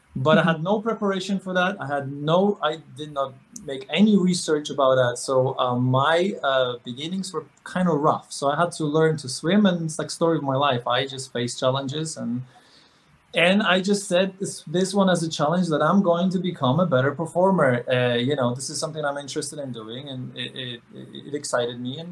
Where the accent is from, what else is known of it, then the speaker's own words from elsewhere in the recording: Poland; moved away; growing up in Poland, which is a super conservative Catholic society